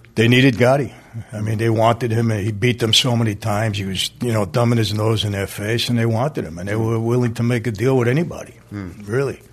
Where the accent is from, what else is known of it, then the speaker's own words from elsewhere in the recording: New York City, New York, United States; I grew up in Brooklyn, Greenpoint section